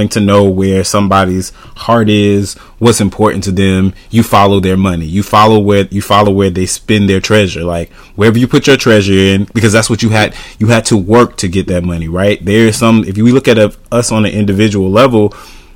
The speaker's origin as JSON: {"language": "English", "country": "United States", "said": "we're American citizens"}